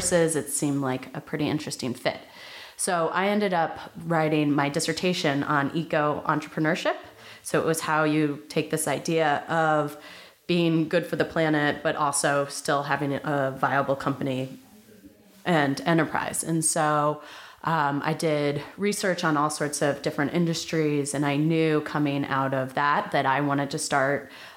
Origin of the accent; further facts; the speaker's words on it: New Jersey, United States; moved away as an adult; also born or lived in Nashville, Tennessee / Baltimore, Maryland; now in San Francisco, United States; we eventually landed in New Jersey when I was 7. And so that's where I spent the majority of my childhood